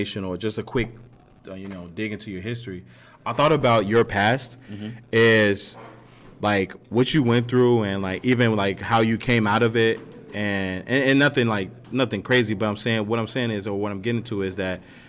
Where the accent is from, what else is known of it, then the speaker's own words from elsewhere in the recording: Gary, Indiana, United States; I grew up, I'm from Gary, Indiana. I grew up there